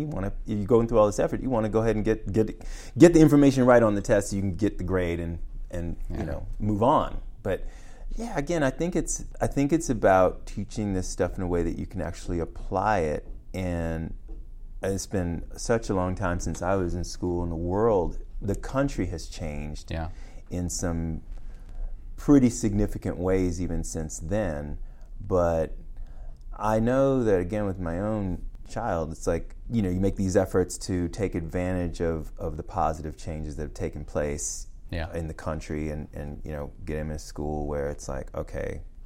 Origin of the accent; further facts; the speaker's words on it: Washington, District of Columbia, United States; You know, because I'm from Washington, D.C., and my mother was a D.C. public school teacher.